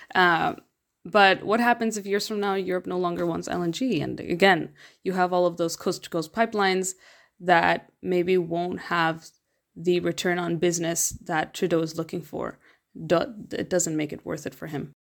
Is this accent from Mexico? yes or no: yes; Mexico; I'm from Mexico